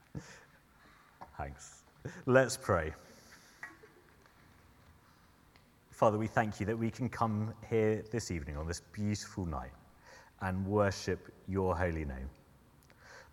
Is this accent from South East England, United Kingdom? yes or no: yes; Sussex, South East England, United Kingdom; moved away as an adult; now in Surrey, United Kingdom; And I'm originally from Sussex, so I'm adjusting to living in Surrey